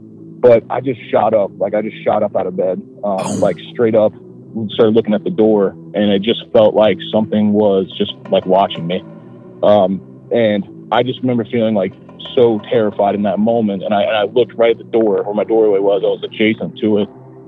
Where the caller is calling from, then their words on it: Ohio, United States; from Ohio. I live pretty close to Dayton, Ohio.